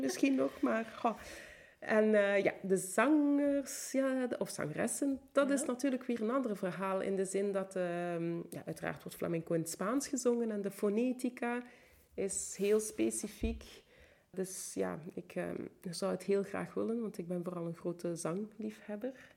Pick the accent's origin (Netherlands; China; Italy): Italy; Bergamo, Lombardy; Ik ben in Bergamo opgegroeid